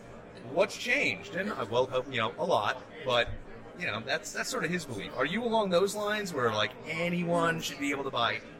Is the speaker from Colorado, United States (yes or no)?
no; Long Island, New York, United States; I'm from New York originally.